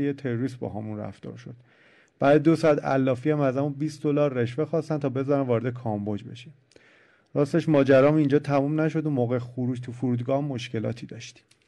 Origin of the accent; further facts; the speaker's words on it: Iran; ما ایرانی هستیم